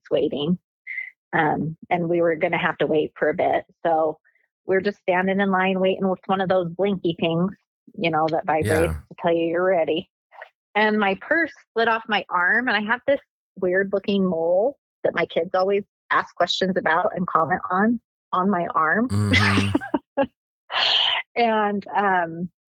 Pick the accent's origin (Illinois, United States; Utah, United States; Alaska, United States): Utah, United States; I'm from Utah